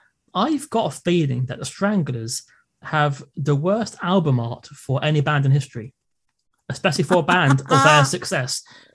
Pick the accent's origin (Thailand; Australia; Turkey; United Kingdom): United Kingdom; England; as an English person